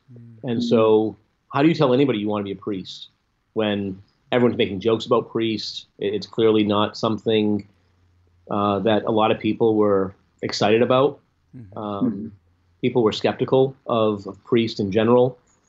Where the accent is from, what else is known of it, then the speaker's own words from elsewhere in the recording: Fall River, Massachusetts, United States; also born or lived in Rome, Italy; I'm from Fall River, Massachusetts, where I grew up, and lived here till I was 19 when I went to Franciscan University for my undergrad studies in philosophy, theology, and catechetics.